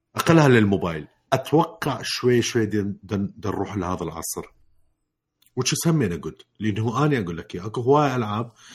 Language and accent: Arabic; Iraq; من وقت ما راجع العراق